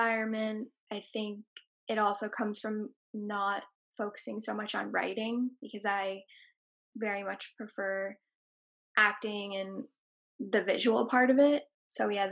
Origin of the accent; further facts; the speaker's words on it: New York City, New York, United States; I grew up in Tribeca